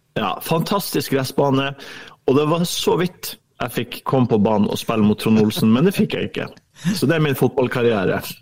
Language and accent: Norwegian; Ørnes, Nordland, Norway; et kompani som kommer fra Ørnes, der jeg er fra